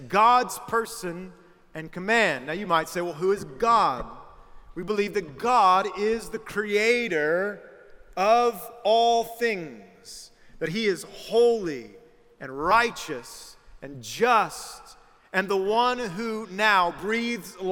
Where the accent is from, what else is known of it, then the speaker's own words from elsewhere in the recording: South Carolina, United States; I'm from South Carolina, the better of the two Carolinas